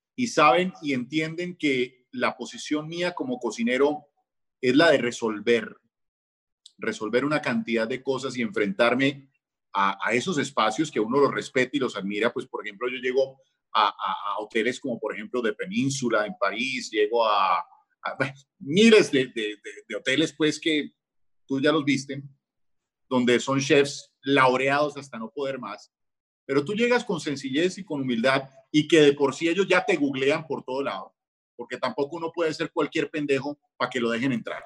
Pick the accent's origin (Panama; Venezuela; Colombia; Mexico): Colombia; somos colombianos